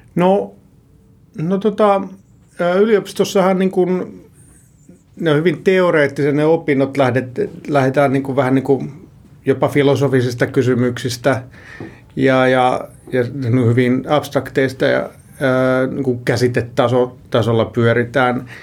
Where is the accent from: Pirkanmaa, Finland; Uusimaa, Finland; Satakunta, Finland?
Pirkanmaa, Finland; Tampere; Alun perin mä oon Tampereelta ja siellä kouluni käynyt